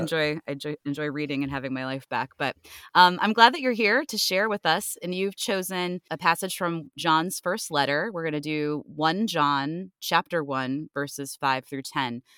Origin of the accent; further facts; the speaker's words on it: Cleveland, Ohio, United States; moved away; I actually am from Ohio originally